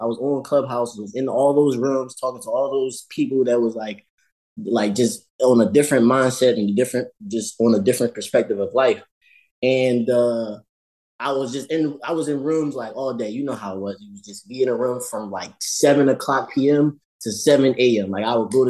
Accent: Philadelphia, Pennsylvania, United States; I grew up in Philly, and I grew up in like the East Oak Lane area

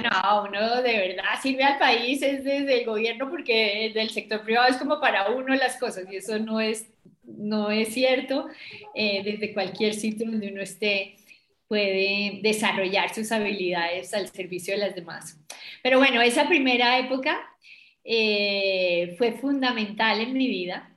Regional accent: Bogotá, Colombia; yo soy bogotana, yo creo que se me nota

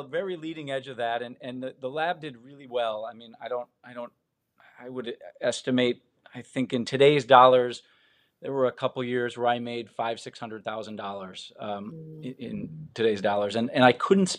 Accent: Midwest, United States; I'm from the Midwest originally, moved around a ton as a kid. I think 11 times before I was 15.

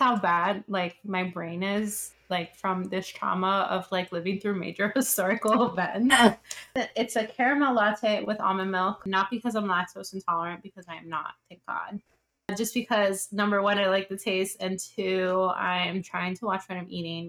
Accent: Miami, Florida, United States; also born or lived in Queens, New York / Rockaway Beach, New York; now in New York, United States; Miami born, somewhat raised

